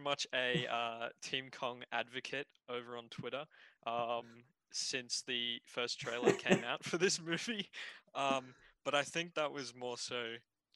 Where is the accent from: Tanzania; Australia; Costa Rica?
Australia; Brisbane, Queensland; I'm from Brisbane, in Brisbane